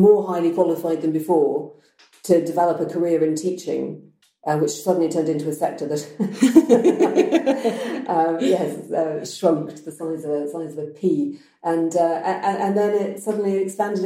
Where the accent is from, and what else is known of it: England, United Kingdom; moved away as an adult; also born or lived in Italy; now in Verona, Italy